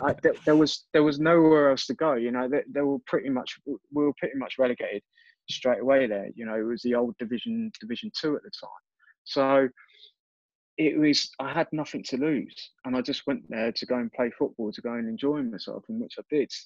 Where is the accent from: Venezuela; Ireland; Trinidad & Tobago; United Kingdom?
United Kingdom; Reading, South East England; at my hometown club, uh, in front of people that I, you know, went to school